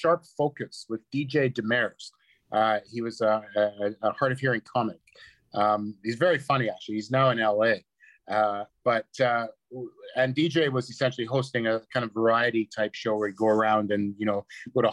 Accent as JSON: {"language": "English", "region": "Scotland", "country": "United Kingdom", "moved": "yes", "lives_now": "Canada", "said": "I said I was from Scotland. I arrived in Canada in 1968"}